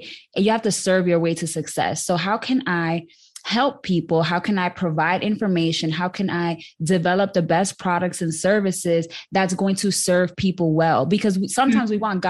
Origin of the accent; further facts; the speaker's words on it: New York City, New York, United States; now in Dallas, United States; I was born and raised in the South Bronx, proudly. And now I live in Dallas, Texas